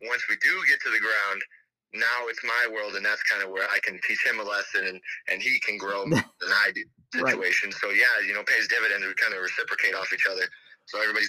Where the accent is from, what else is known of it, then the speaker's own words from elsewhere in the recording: Harvey, Illinois, United States; I grew up in Harvey